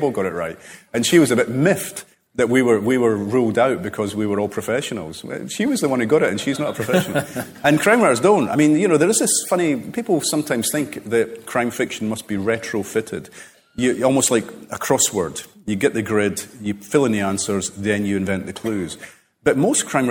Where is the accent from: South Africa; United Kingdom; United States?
United Kingdom; Cardenden, Scotland; I grew up, Carden Den